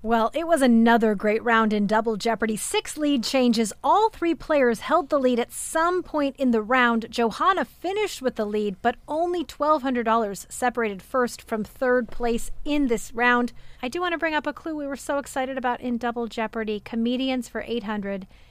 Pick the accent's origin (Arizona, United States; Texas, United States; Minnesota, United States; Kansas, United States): Arizona, United States; I grew up in Arizona, though, so I was definitely not a Valley Girl